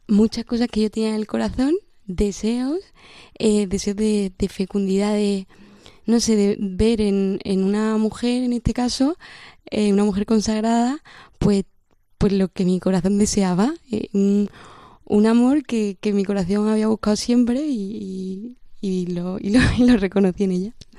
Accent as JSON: {"language": "Spanish", "town": "Córdoba", "region": "Andalusia", "country": "Spain", "said": "tengo 21 años y soy de Córdoba"}